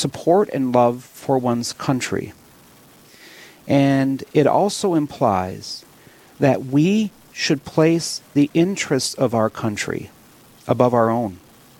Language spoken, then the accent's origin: English; Williston, North Dakota, United States; now in Bismarck, United States; born and raised in Williston